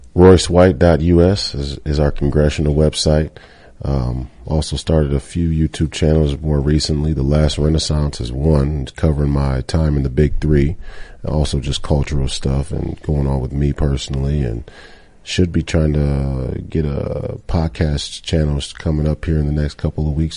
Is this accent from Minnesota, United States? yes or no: yes; Minnesota, United States; Duluth, Minnesota, my, my, my home state